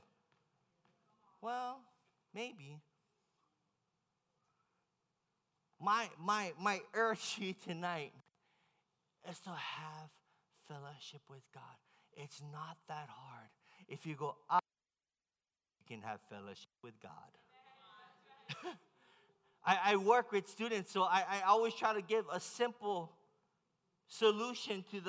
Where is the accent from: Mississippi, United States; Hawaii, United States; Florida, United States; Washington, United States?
Hawaii, United States; I'm from Hawaii